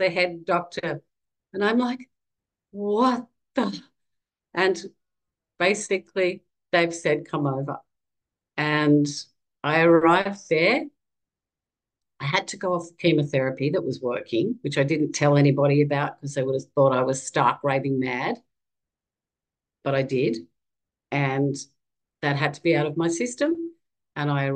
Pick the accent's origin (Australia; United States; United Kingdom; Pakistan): Australia; I'm a mother, and I'm from Australia